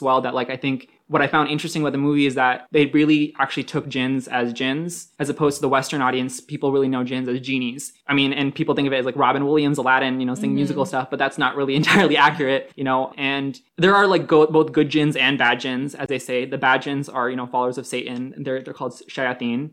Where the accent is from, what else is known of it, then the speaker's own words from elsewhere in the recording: Pakistan; I'm Muslim, I'm Pakistani